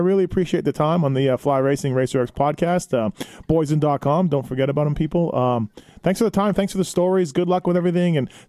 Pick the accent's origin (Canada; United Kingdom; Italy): Canada; I grew up in Canada.